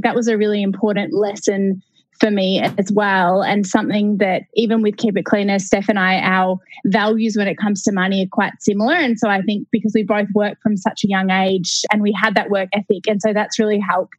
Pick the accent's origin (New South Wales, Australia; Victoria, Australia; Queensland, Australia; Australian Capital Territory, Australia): Victoria, Australia; Melbourne; So I grew up in Melbourne in Australia, and I didn't know what I wanted to do.